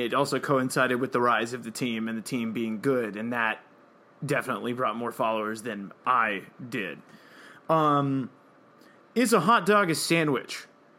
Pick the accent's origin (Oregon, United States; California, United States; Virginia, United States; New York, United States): Oregon, United States; Salem; I am from Salem, Oregon, and kettle chips started in Salem, Oregon